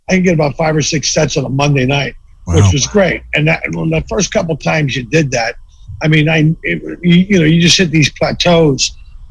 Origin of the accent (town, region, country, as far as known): Philadelphia, Pennsylvania, United States; born or raised there; moved away as an adult; now in Los Angeles, United States